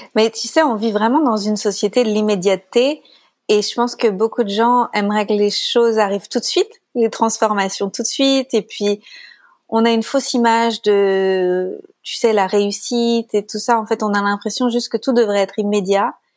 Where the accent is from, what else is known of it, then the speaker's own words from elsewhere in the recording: France; accent: French; j'ai un accent. Et euh, quoique l'accent français c'est pas mal quand même